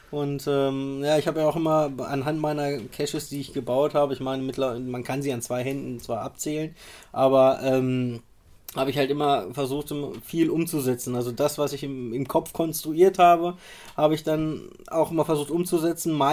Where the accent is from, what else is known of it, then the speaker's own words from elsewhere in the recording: Rostov, Rostov Oblast, Russia; komme äh, aus Rostov, bin 33 Jahre alt